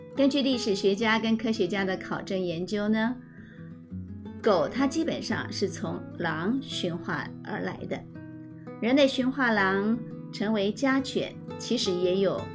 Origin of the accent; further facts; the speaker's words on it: rural Tainan, Taiwan; 我从小呢，成长在台南的乡下